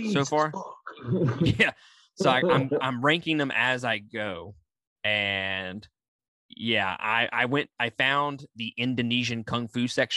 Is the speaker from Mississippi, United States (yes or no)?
yes; Mississippi, United States; I'm from Mississippi